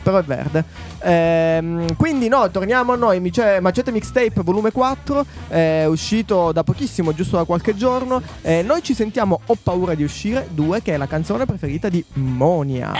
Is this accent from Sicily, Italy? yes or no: yes; Sicily, Italy; essendo siciliano